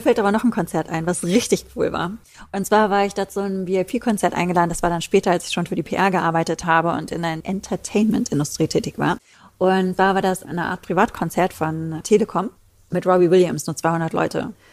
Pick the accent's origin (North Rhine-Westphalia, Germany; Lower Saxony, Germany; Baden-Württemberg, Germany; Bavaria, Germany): North Rhine-Westphalia, Germany; Ruhr area; bei uns im Ruhrpott sagt man Kirmes